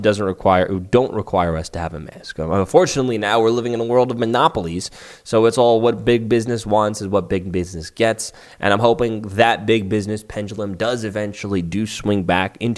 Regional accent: New York City, New York, United States; My hometown of Staten Island is technically part of New York City.

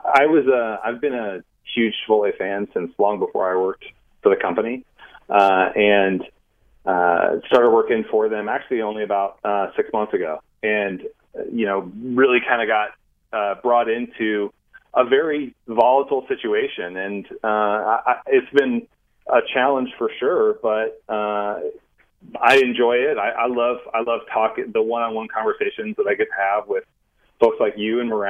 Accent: Kansas City, Kansas, United States; That's my hometown

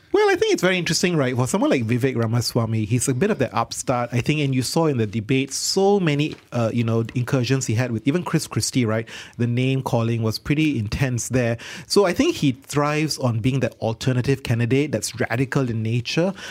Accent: Malaysia; in our country where we are diverse and multicultural

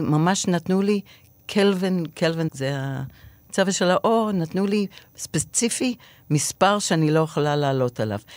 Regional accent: Israel; אני מישראל

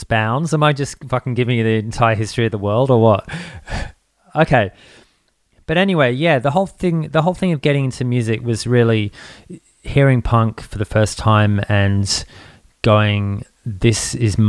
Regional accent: England, United Kingdom; also born or lived in Townsville; now in Australia; I grew up in England back in the days when punk kind of kicked off over there.

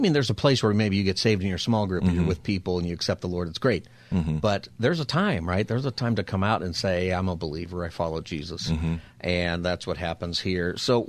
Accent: Los Angeles, California, United States; now in San Diego, United States; It's because I'm from Well, I'm really from L.A., but I've lived for 25 years in San Diego.

